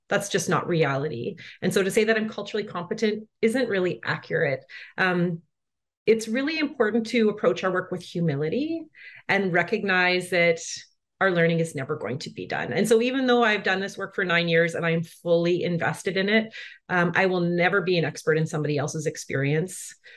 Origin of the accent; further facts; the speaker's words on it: Brandon, Manitoba, Canada; moved away as an adult; also born or lived in Coast Salish territory (British Columbia); I grew up on Treaty Two territory, which is colonially known as Brandon, Manitoba, so kind of in the center of Canada